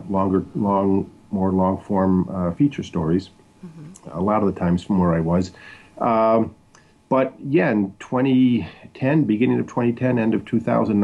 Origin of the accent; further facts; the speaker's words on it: Crystal Lake, Illinois, United States; now in Washington, D.C., United States; I'm originally from Crystal Lake, Illinois, in northwest Illinois, northwest of Chicago, northern Illinois